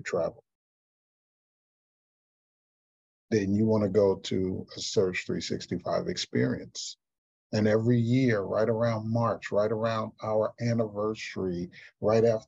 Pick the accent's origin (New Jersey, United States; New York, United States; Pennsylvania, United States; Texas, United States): Texas, United States; Houston; in my hometown of Houston, Texas